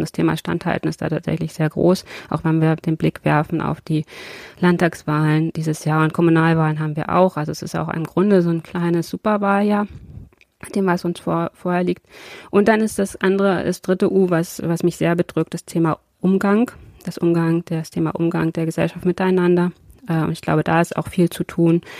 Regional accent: Brandenburg, Germany; now in Braunschweig, Germany; dass es auch meine Heimat ist

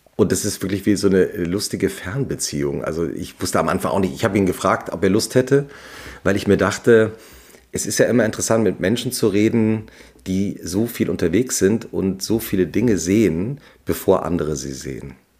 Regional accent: Langgöns, Hesse, Germany; also born or lived in Butzbach; Ich bin ja im Dorf aufgewachsen in Langöns, also nördlich von Frankfurt bei Gießen. Bin in Butzbach zur Schule gegangen.

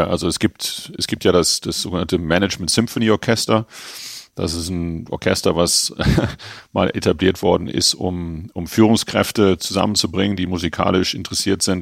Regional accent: Germany; now in Herzogenaurach, Germany; Ich bin ja eigentlich in Frankfurt groß geworden oder im Ruhrgebiet groß geworden und Herzogenaurach ist für mich immer so ein bisschen eine Durchgangsstation gewesen.

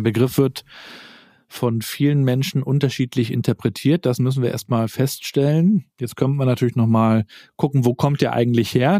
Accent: Rostock, Mecklenburg-Vorpommern, Germany; Ich bin hier in Rostock aufgewachsen, noch in der DDR-Zeit damals

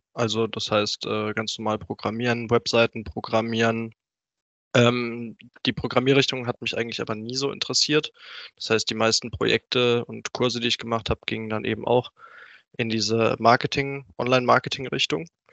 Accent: Rüsselsheim, Hesse, Germany; now in Pfungstadt, Germany; ursprünglich komme ich aus Rüsselsheim, ist jetzt auch gar nicht so weit von Frankfurt weg

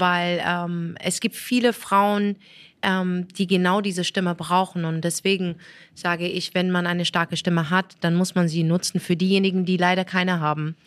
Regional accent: Morocco; now in Germany; Ich bin Marokkanerin

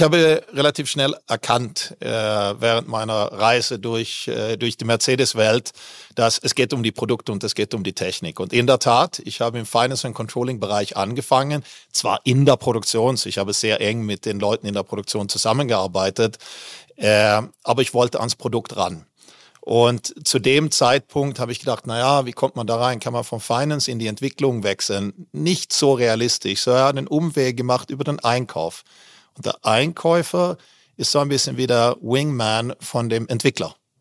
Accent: Malmö, Skåne, Sweden; German is a second language; moved away as an adult; also born or lived in Västervik / Düsseldorf area, Germany / Switzerland; now in Germany; Ich bin ja in Westerweg geboren, ah. habe nur ein Jahr dort gelebt und ah. dann bin ich eigentlich in Malmö aufgewachsen

